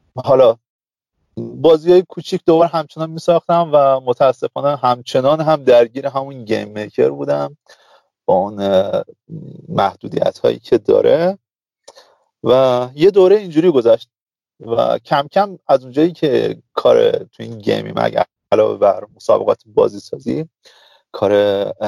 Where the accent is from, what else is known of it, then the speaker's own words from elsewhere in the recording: Zahedan, Sistan and Baluchestan, Iran; من متولد زاهدانم